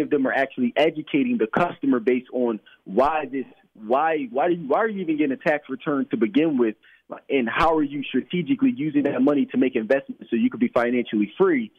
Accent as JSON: {"language": "English", "town": "Philadelphia", "region": "Pennsylvania", "country": "United States", "tie": "born or raised there", "said": "I grew up in Philadelphia uh, my entire life."}